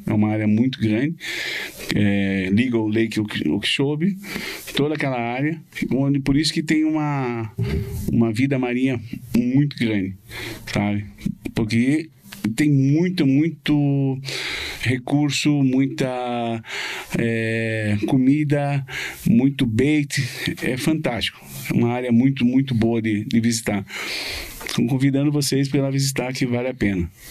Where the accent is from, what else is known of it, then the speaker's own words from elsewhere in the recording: Curitiba, Paraná, Brazil; moved away as an adult; also born or lived in Florida, United States; nascido e criado aqui